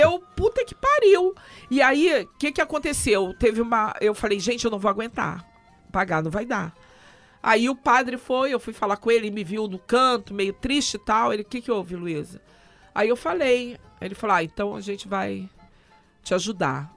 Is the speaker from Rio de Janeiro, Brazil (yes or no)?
yes; Rio de Janeiro, Brazil; A minha família é de Minas, eu sou carioca, mas meus pais é, são de Minas